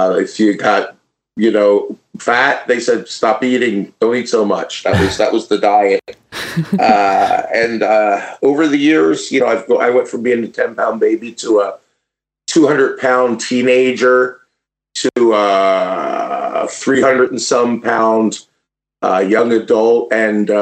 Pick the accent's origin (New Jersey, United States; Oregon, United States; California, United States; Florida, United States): New Jersey, United States; now in Wisconsin, United States; I'm originally from New Jersey